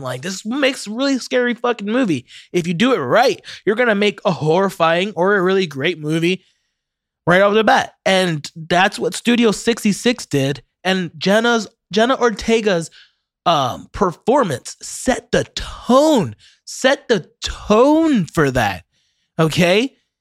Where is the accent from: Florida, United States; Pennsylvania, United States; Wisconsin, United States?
Florida, United States; Ocala; I'm from Ocala